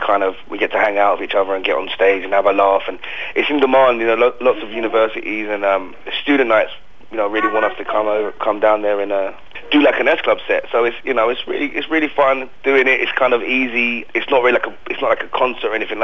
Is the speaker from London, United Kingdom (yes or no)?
yes; London, United Kingdom; I'm from South London, we say stuff like